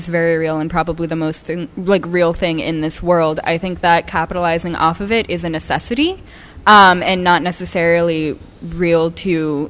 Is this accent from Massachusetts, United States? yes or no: yes; North Andover, Massachusetts, United States; moved away as an adult; now in New York, United States; I'm from 20 minutes like north of Boston, North Andover area.